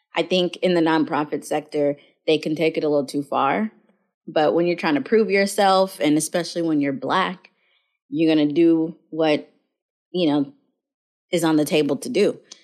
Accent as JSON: {"language": "English", "town": "Mobile", "region": "Alabama", "country": "United States", "tie": "born or raised there", "said": "I was born in Mobile, Alabama"}